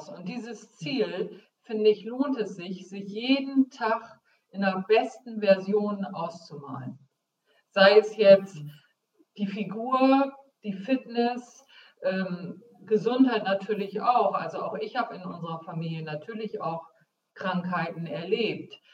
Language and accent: German; Bremen, Germany; Das heißt, äh, ich komme aus Bremen, wagen und winnen.